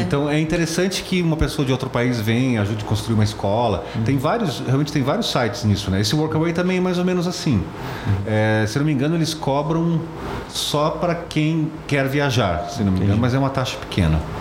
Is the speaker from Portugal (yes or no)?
no; Brazil; eu sou do Brasil